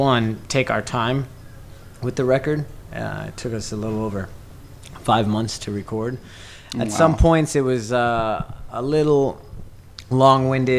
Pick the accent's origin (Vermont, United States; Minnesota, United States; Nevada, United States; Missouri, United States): Nevada, United States; Las Vegas; born or raised there